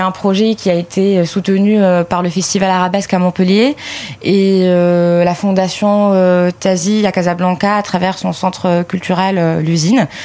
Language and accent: French; Lebanon; j'ai certes des origines arméniennes, je suis libanais avant tout